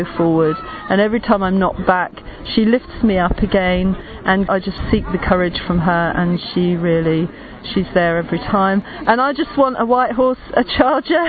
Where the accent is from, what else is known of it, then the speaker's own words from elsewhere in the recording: England, United Kingdom; I'm from England